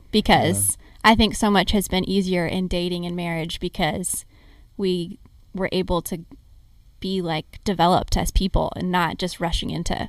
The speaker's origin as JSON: {"language": "English", "town": "Corpus Christi", "region": "Texas", "country": "United States", "also_born_or_lived": "Waco, Texas", "moved": "yes", "said": "I'm from Corpus Christi, Texas. So a little beach town in the very south Texas."}